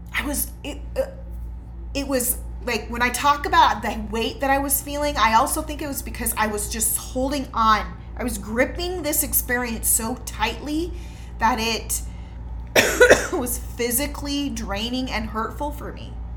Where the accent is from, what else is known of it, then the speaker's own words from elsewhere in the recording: United States; as an American